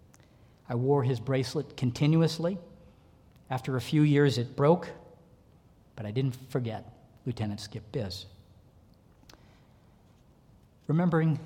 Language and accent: English; North Shore, Massachusetts, United States; I'm a Massachusetts kid. I grew up on the North Shore.